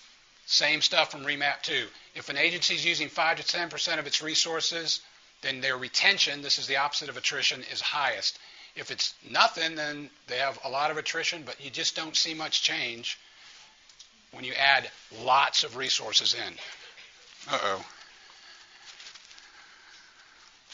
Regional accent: New Orleans, Louisiana, United States; New Orleans, that's my hometown

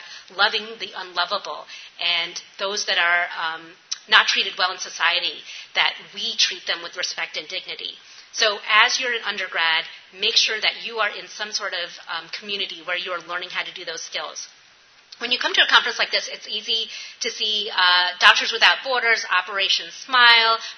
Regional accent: New York, United States; now in Appalachia, United States; I'm from New York

